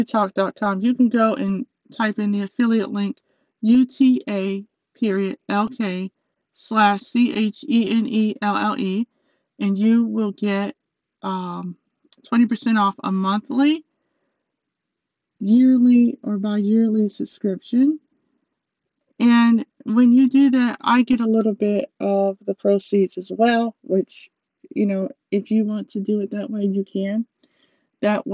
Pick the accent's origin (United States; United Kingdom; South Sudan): United States; I'm from America, I'm American